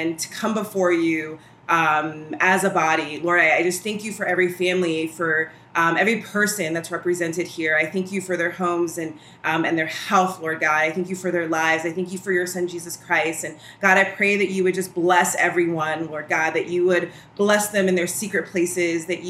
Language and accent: English; New York City, New York, United States; moved away as an adult; now in Washington, D.C., United States; I'm originally from Brooklyn